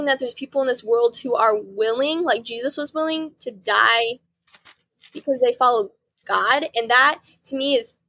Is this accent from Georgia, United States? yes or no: no; Patricksburg, Indiana, United States; we grew up in Patricksburg, good old Patricksburg